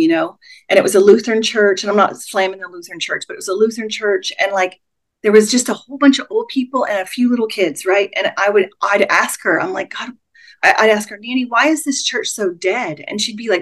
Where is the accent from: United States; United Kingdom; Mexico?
United States; Texas; moved away; I moved back to Texas because I'm from Texas originally